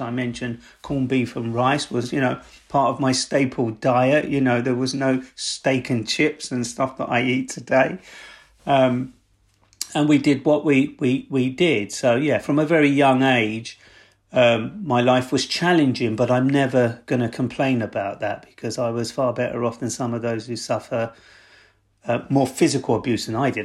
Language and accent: English; London, United Kingdom; I grew up in South East London